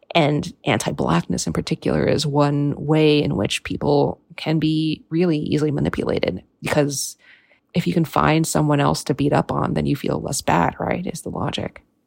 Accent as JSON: {"language": "English", "country": "United States", "tie": "born or raised there", "said": "the first American-born generation in my family"}